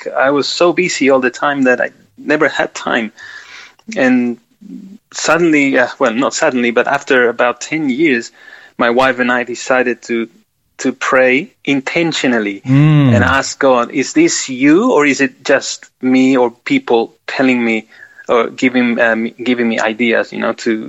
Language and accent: English; Peru; also born or lived in Queensland, Australia; now in South Australia, Australia; I was born in Peru, in South America